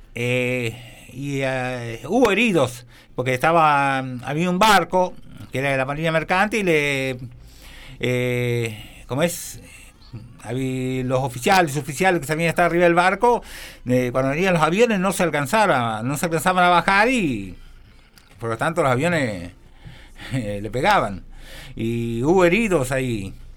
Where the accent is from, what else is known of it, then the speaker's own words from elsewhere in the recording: Huinca Renancó, Córdoba, Argentina; Después llegué a mi pueblo, yo en ese entonces vivía en Wincar Renancó